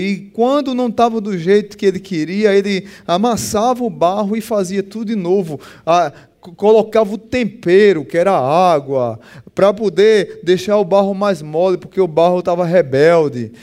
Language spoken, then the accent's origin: Portuguese; Pernambuco, Brazil; eu sou pernambucano